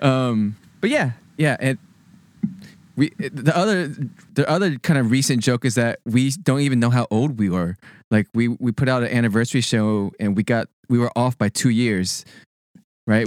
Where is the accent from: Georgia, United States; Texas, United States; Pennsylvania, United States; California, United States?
Texas, United States; Sugar Land; moved away as an adult; also born or lived in Berkeley; I, born and raised in Texas, went to school at Berkeley